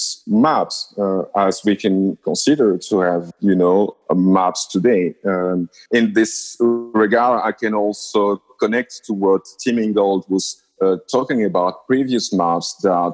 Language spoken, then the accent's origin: English; Lubumbashi, Haut-Katanga, DR Congo; I was born and raised in Lubumbashi